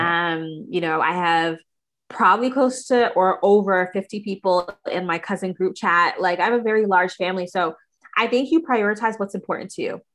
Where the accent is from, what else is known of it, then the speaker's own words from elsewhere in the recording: Toronto, Ontario, Canada; also born or lived in United States; I'm from Toronto, Canada